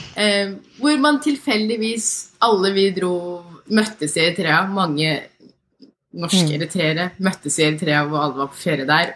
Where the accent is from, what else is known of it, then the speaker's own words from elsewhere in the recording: Norway; jeg er født og oppvokst her